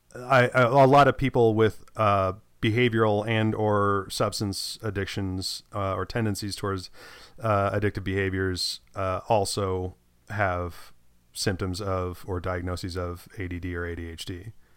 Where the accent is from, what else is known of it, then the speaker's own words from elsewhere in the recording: United States; as an American